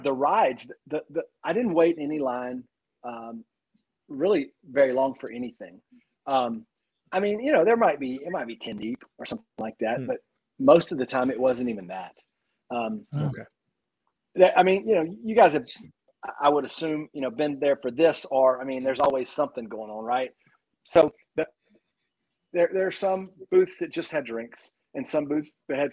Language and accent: English; Louisiana, United States; I'm from Louisiana.